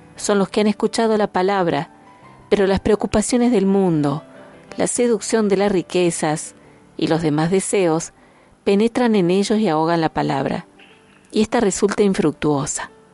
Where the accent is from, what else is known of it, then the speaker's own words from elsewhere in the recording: Argentina; como argentinos